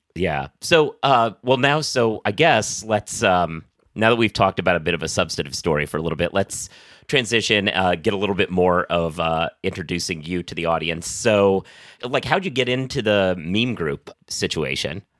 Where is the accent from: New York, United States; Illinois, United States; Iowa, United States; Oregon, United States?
Oregon, United States; moved away; I'm actually originally from Oregon